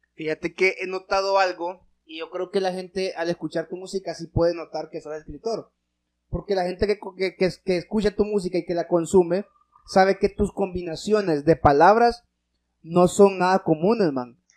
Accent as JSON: {"language": "Spanish", "country": "Honduras", "said": "nosotros como hondureños"}